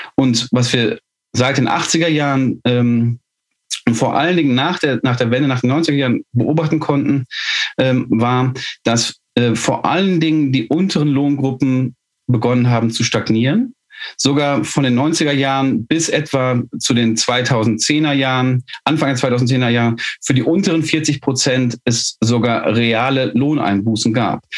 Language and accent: German; Ruhr area, North Rhine-Westphalia, Germany; Ich komme aus dem Ruhrgebiet